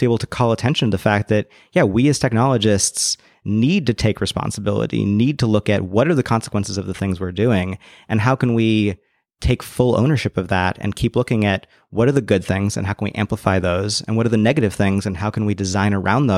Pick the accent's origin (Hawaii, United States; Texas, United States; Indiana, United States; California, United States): California, United States; Bay Area; I grew up in the Bay Area